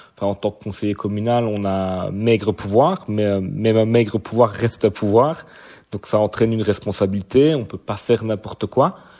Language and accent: French; Verviers, Wallonia, Belgium; Donc je suis né à Verviers, je vis à Verviers.